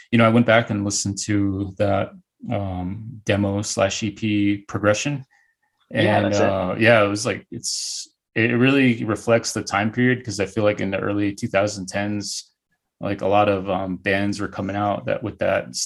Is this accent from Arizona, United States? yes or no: yes; Northern Arizona, United States; I'm from Northern Arizona. I grew up around the Navajo Reservation